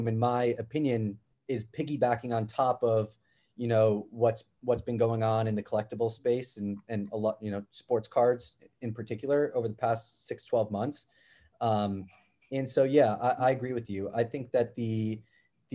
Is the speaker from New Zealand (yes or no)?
no; New York, United States; Growing up in New York